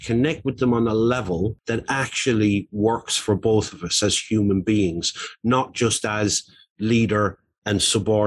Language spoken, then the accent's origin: English; Ireland; I grew up in Roman Catholic Ireland in the 1970s